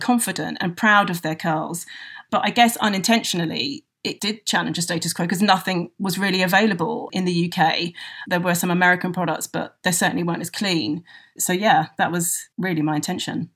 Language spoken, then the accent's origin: English; London, United Kingdom; I'm a Londoner